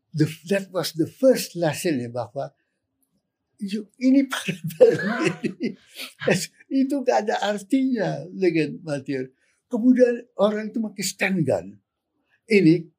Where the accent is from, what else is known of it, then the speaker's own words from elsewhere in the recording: Minangkabau, West Sumatra, Indonesia; background saya Minang, Minangkabau.